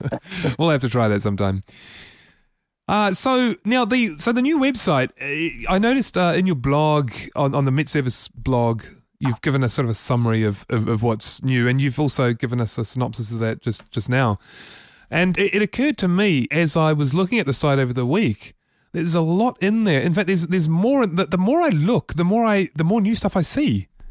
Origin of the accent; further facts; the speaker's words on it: Wellington, New Zealand; We're all from Wellington, aren't we?